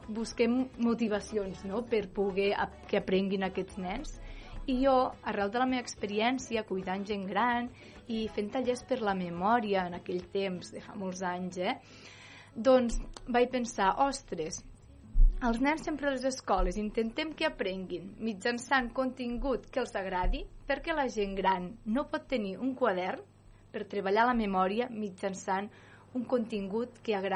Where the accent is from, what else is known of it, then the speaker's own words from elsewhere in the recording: Calaf, Catalonia, Spain; Jo vinc de Calaf.